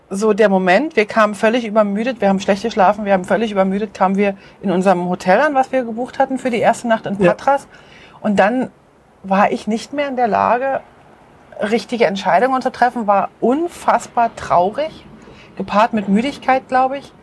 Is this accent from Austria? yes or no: no; Switzerland; moved away as an adult; ich habe im Herzen ganz klar meine Heimat drin und ich weiß, wenn wir irgendwann zurückkommen, wir werden begeistert sein über die Schweiz